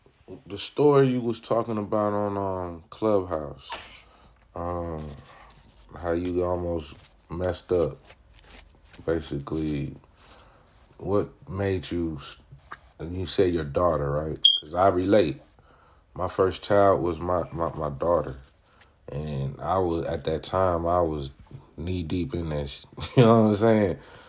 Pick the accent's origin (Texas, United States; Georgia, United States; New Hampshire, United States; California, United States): California, United States; like, the L.A. riots, like, growing up in Cali is a monster, you know, hopping off the porch like, shit, you going to kindergarten.